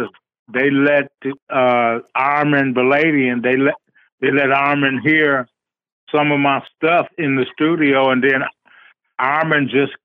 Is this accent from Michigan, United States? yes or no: yes; Detroit, Michigan, United States; also born or lived in Atlanta, Georgia; I grew up in Detroit, Michigan.